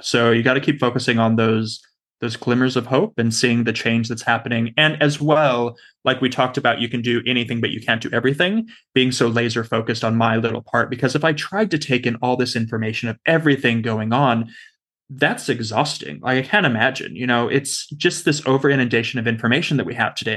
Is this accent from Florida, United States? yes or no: no; Southern California, United States; now in Australia; I'm from Southern California originally